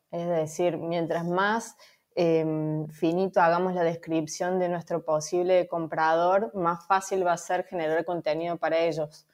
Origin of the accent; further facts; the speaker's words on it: Córdoba, Argentina; moved away as an adult; now in Valencia, Spain; soy de Córdoba, de Argentina, pero hace un año que estoy viviendo en Valencia